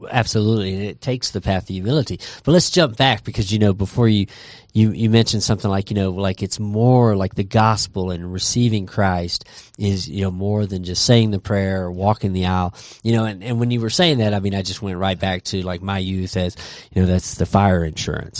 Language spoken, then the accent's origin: English; Texas, United States; growing up in Texas